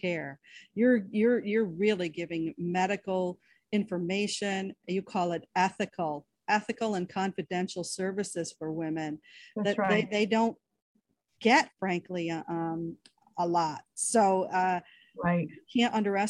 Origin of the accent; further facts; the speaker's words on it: Syracuse, New York, United States; down on Genesee Street in Syracuse, right in my hometown